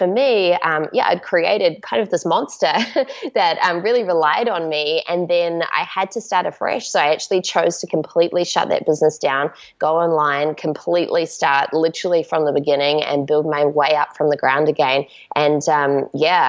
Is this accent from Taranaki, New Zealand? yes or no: no; Auckland, New Zealand; I grew up in Auckland, New Zealand